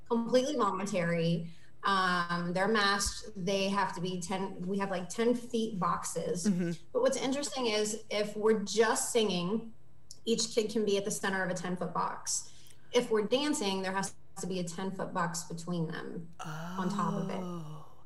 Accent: Martinsburg, West Virginia, United States; now in Virginia, United States; my hometown, Martinsburg.

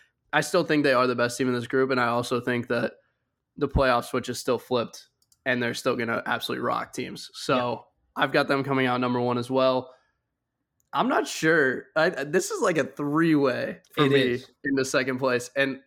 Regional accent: United States; Listen, I'm from the States. I got to ride with the boys.

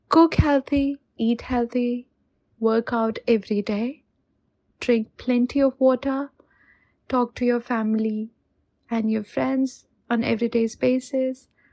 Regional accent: India; moved away as an adult; now in New Zealand; I am an Indian living in New Zealand for a little over two years now

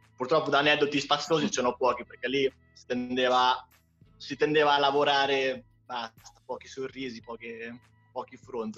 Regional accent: Ancona, Marche, Italy; born or raised there

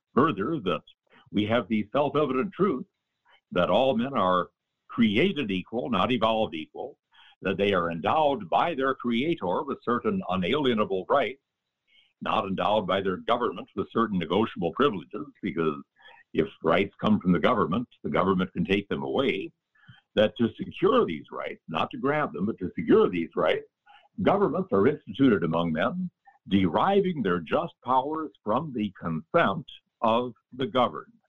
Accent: South Dakota, United States; the motto of my home state, South Dakota

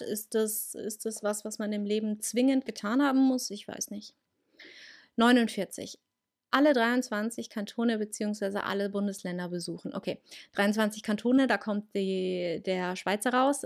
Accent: Munich, Bavaria, Germany; Bei uns ist ja hier in Bayern Fasching. Und da habe ich das schon gemacht. Ähm, bei uns in München

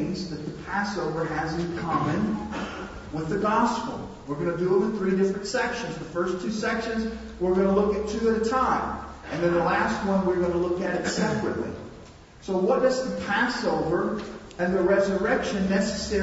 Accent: North Louisiana, United States; 5 or 6 years old, I was growing up in North Louisiana

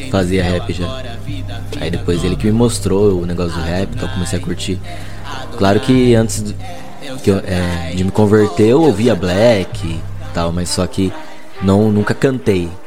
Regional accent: São Paulo, Brazil; Então, sou de São Paulo, zona norte de São Paulo.

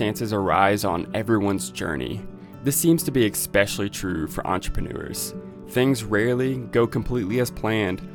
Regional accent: Northwest Arkansas, United States; I'm actually from Northwest Arkansas

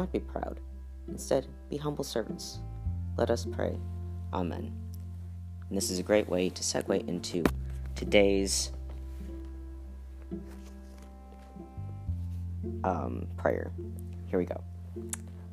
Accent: United States; I'm American.

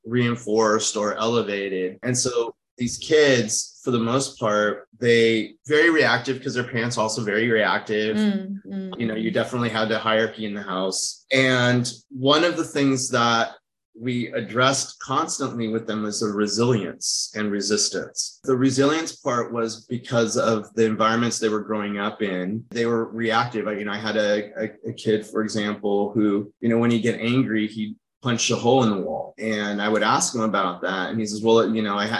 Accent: United States; also born or lived in France; I grew up in America, but also lived in a very Latin environment. And I also lived in France

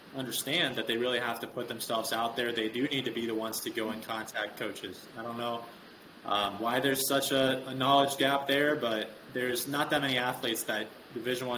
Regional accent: Rensselaer, Indiana, United States; I'm from Rensselaer

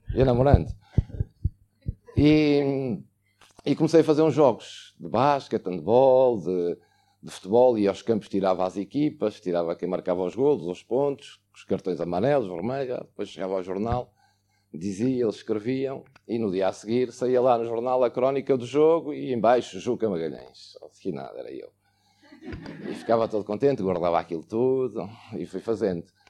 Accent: Angola; also born or lived in Luanda, Angola; now in Porto, Portugal; Vim cá nascer e aos três meses regressei para, para Angola. Vivi um ano em Luanda

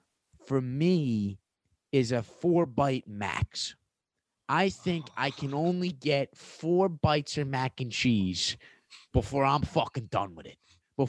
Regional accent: East Coast, United States; I'm from the East Coast

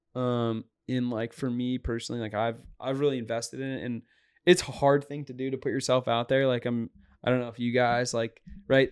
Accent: Boston, Massachusetts, United States; Dave Portnoy is from the same area as me in the North Shore of Boston

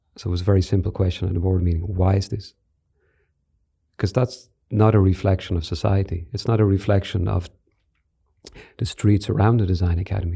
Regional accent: Ireland; Declan and I grew up in Ireland in the seventies and eighties

